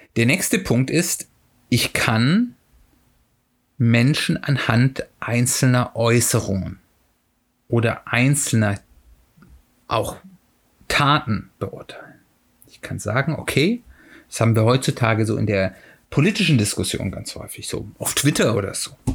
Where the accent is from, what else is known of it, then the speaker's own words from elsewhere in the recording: Hesse, Germany; hier in Hessen, ich komme ja aus Hessen